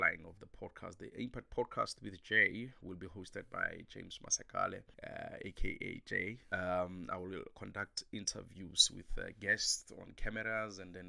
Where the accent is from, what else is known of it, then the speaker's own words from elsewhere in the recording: South Africa; as South African and being in South Africa, we have about 12 languages